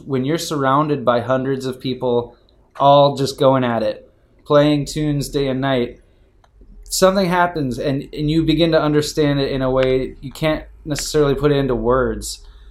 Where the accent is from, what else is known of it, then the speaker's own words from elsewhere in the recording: Detroit, Michigan, United States; I'm born and raised in Detroit